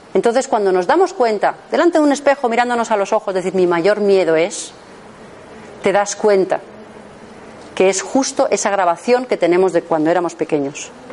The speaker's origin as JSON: {"language": "Spanish", "town": "Madrid", "region": "Community of Madrid", "country": "Spain", "said": "yo soy de Madrid, trabajo en Madrid"}